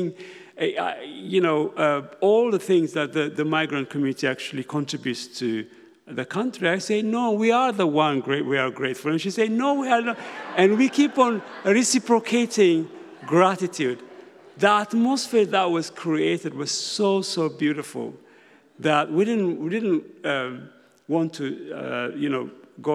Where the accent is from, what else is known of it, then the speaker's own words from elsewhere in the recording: Ethiopia; now in United Kingdom; I'm originally from Ethiopia. I came to Britain when I was very young